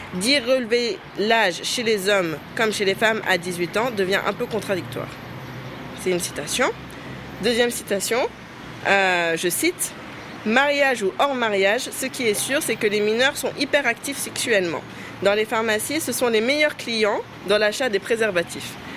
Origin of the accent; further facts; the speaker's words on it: Senegal; nous sommes des Sénégalaises musulmanes